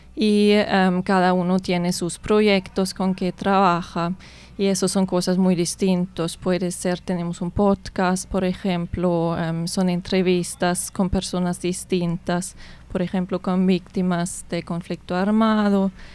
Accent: Germany; Spanish is a second language; moved away as an adult; also born or lived in United States; now in Colombia; soy de Alemania

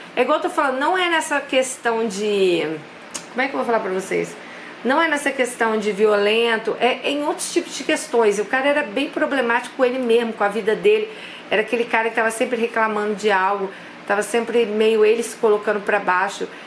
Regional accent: Brazil; a gente é brasileira

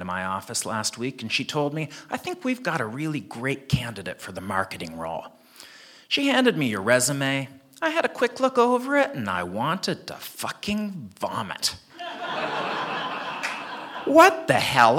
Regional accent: Canada; moved away as an adult; also born or lived in South Korea / United States; now in Hong Kong; I was born and raised in Canada

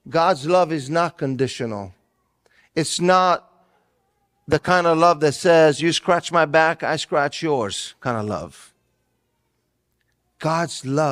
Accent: Italy; now in United States; growing up in Italy, I did not celebrate Christmas the way that we do here in the United States

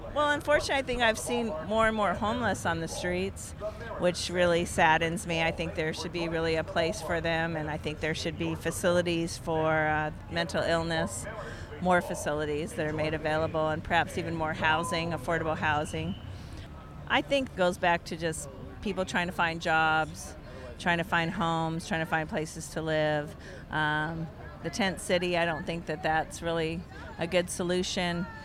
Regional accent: Seattle, Washington, United States; I was born and raised in Seattle

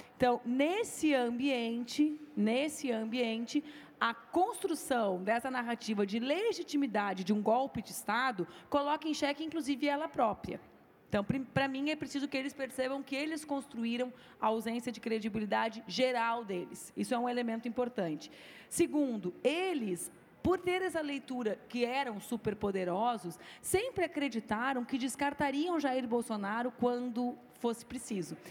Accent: Rio Grande do Sul, Brazil; eu fiz 10% dos votos para deputada no meu estado, que é o Rio Grande do Sul

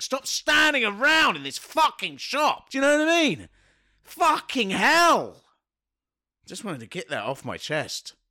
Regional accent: London, United Kingdom; being a Londoner

